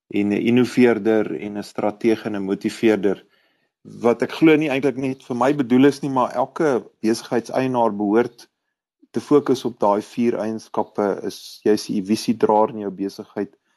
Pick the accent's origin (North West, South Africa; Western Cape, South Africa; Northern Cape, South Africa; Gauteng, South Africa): Gauteng, South Africa; Pretoria; ek is 'n Suid-Afrikaner en ek is 'n Pretoriaaner